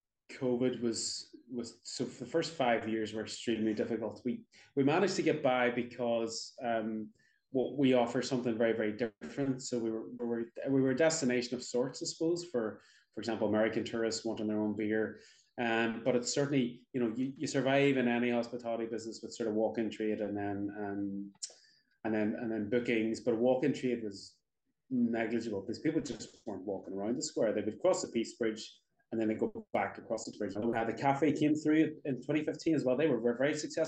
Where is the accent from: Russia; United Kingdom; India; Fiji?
United Kingdom; Derry, Northern Ireland; moved away as an adult; also born or lived in Donegal / Dublin; I'm from Derry originally